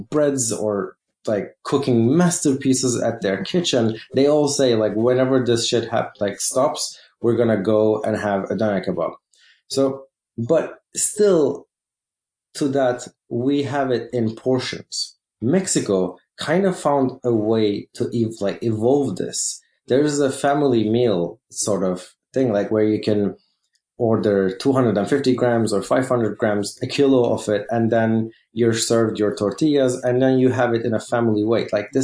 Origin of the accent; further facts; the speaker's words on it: Turkey; I'm from Turkey